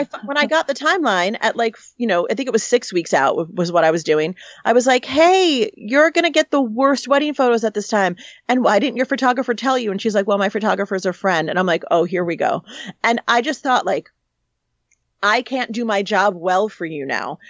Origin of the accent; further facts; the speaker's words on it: New York City, New York, United States; moved away as an adult; now in Los Angeles, United States; Originally, I'm from New York City. So, um, I was born and raised right in the city there